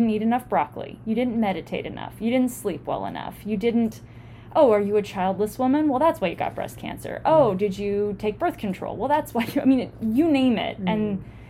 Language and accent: English; United States; we're American women